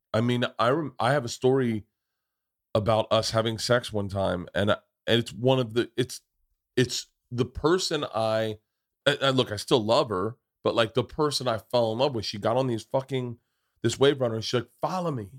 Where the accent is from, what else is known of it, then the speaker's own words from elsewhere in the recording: Florida, United States; I grew up in Florida